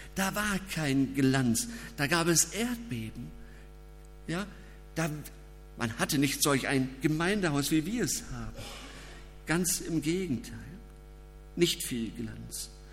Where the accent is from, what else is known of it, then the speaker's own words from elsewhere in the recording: Germany; Als Deutsche